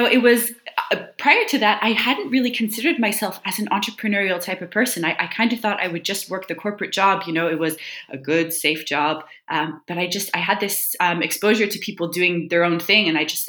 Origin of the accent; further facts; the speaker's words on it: Canada; moved away as an adult; also born or lived in Seattle, United States; now in Dublin, Ireland; I live in Ireland now, although I'm originally from Canada.